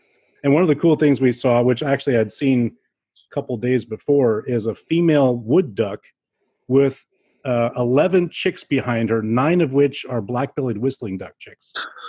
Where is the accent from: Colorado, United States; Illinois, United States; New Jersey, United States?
New Jersey, United States; Montclair; I'm from Montclair, New Jersey.